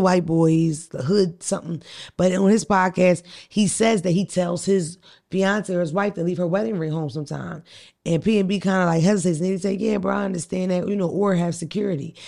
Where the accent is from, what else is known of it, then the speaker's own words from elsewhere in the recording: Philadelphia, Pennsylvania, United States; I'm from North Philly